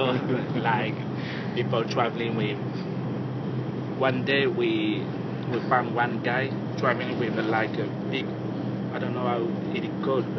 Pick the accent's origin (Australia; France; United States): France; Tours, Centre-Val de Loire; English is a second language; moved away as an adult; also born or lived in London, United Kingdom; now in Paris, France; I'm from a city called Tours. Mm-hmm. It's the center of France.